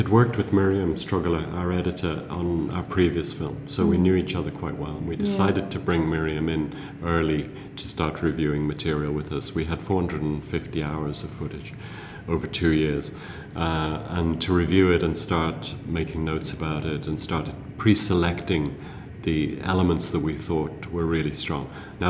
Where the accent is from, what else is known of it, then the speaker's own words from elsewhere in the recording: South Africa; also born or lived in England; I read as a child a lot, because I grew up in South Africa, in boarding school first in England and then later in South Africa, and there was no television.